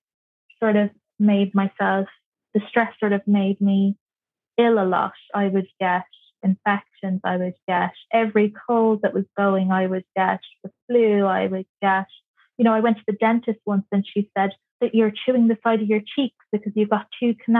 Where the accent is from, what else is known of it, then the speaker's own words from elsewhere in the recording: Kerry, Munster, Ireland; moved away as an adult; also born or lived in Dublin; I'm from Kerry, so I needed to get myself some work